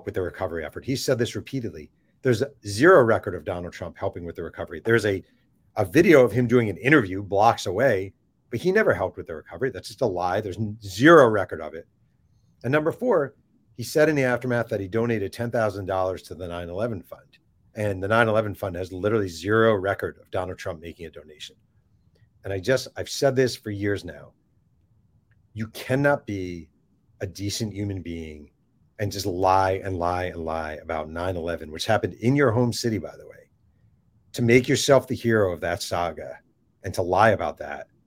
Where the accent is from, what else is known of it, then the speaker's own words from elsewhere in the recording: New York, United States; I am from New York